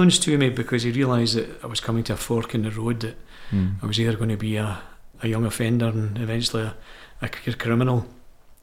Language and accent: English; Glasgow, Scotland, United Kingdom; I was born and bred in the Gorbals in Glasgow